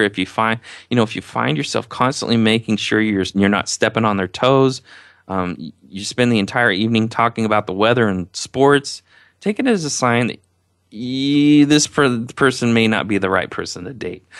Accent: Indiana, United States; I'm from Indiana, if you haven't heard by my accent.

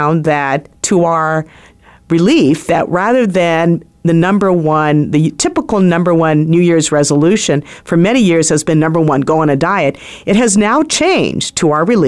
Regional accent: Philippines; now in United States; I'm Filipino

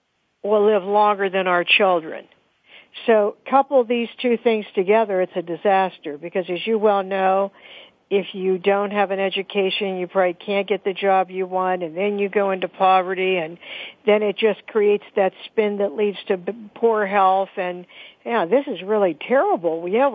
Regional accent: Pittsburgh, Pennsylvania, United States; I'm from Pittsburgh

